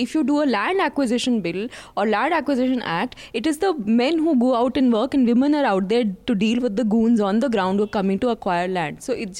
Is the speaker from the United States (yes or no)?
no; Lucknow, Uttar Pradesh, India; I grew up in Lucknow, which is where the diversity when it comes to Hindu Muslim is quite equal, and also I would say with my own middle class privileges, there were lots of middle class Muslims also in my area.